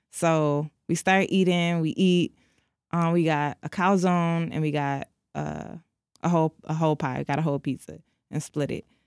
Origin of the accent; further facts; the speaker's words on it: Detroit, Michigan, United States; I'm from Detroit